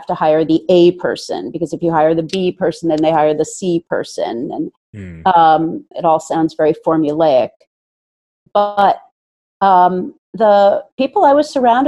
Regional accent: Princeton, New Jersey, United States; I was brought up in Princeton, New Jersey, and have basically lived here in the tri-state area forever

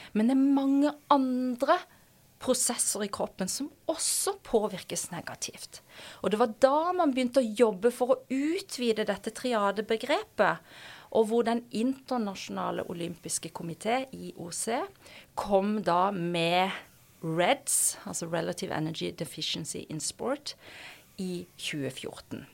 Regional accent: Kristiansand, Agder, Norway; moved away as an adult; also born or lived in Oslo; Før jeg da endte opp hjemme i Kristiansand.

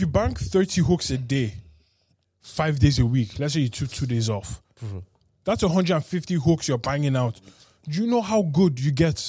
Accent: Ireland; here I'm Nigerian and Irish. Over there I'm British, Nigerian and Irish.

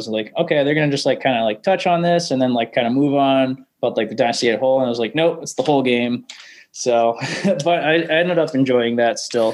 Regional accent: Maine, United States; moved away as an adult; now in Massachusetts, United States; I grew up in Maine, and I just moved to Massachusetts in July.

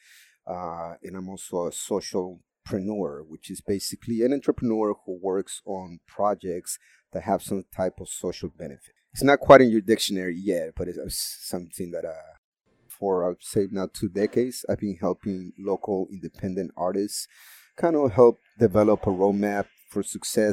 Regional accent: Peru; now in San Francisco, United States; I'm originally from South America, Peru

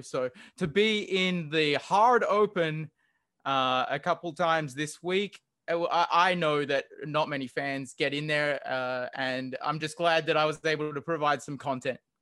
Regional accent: Australia; accent: Australian; moved away as an adult; also born or lived in Hawaii; now in Honolulu, United States; I've actually lived and grew up in Australia, and I am an Australian citizen

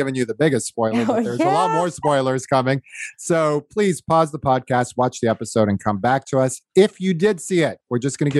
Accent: Northeast, United States; I'm from the Northeast. And like, look, we say ca for car. I don't know how to roll an R.

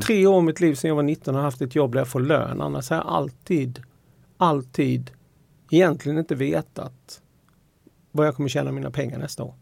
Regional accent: Halmstad, Halland County, Sweden; jag är från Halmstad

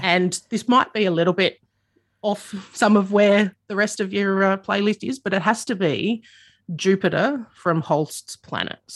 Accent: Adelaide, South Australia, Australia; I grew up in the suburbs of Adelaide.

